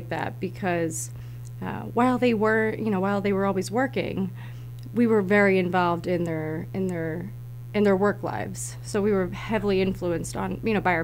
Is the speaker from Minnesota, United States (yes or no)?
no; Yardley, Pennsylvania, United States; I grew up in Yardley